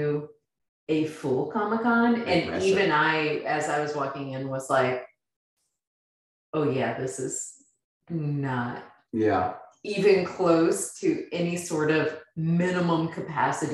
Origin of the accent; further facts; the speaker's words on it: Midwest, United States; moved away; I'm from the Midwest